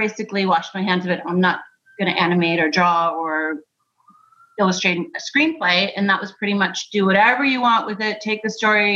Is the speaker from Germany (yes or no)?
yes; Germany; moved away; I'm from Germany. I grew up there